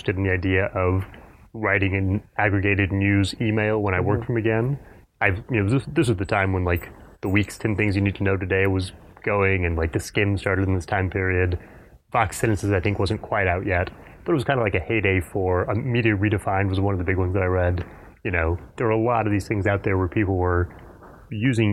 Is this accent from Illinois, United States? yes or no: no; Fort Worth, Texas, United States; also born or lived in Houston, Texas; I've been in Texas my entire life. I grew up in Fort Worth, went to college in Houston.